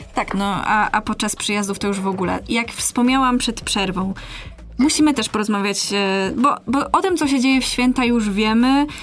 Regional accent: Masovian Voivodeship, Poland; moved away as an adult; now in Poznań, Poland; ja jestem z małego miasta

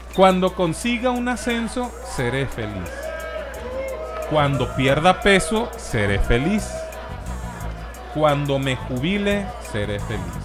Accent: Mexico; Los mismos mexicanos nos etiquetamos

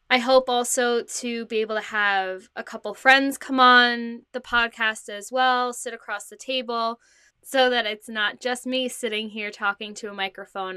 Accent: New Jersey, United States; I am from New Jersey. I currently live at home with my parents.

